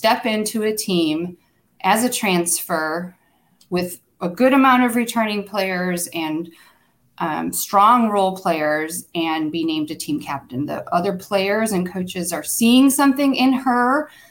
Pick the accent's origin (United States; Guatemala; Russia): United States; Michigan; Michigan, my home state